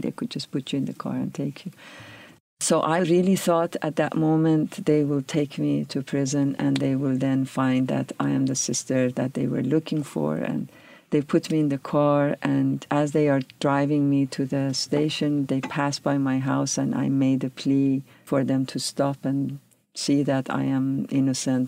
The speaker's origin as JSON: {"language": "English", "town": "Tehran", "region": "Tehran Province", "country": "Iran", "tie": "born or raised there", "also_born_or_lived": "California", "moved": "as an adult", "lives_now": "United States", "said": "I grew up in Tehran, which is a bustling city, very dynamic."}